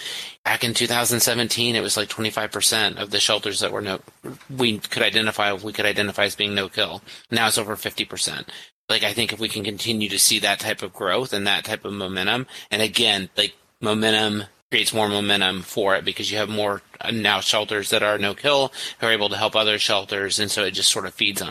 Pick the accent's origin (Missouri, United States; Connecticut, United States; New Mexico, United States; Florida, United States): Missouri, United States; a small town in rural; I'm from a small town of 8,000 people in rural Missouri